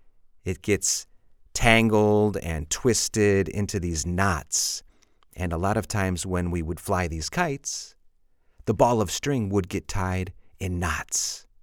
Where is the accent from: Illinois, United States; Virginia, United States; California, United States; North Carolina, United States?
Illinois, United States; Chicago; because I'm from the Windy City in Chicago. We have a lot of wind.